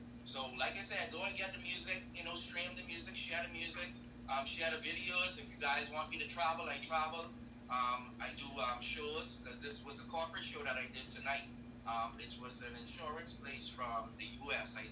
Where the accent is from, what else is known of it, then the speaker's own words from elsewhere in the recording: Bahamas; I'm from the Caribbean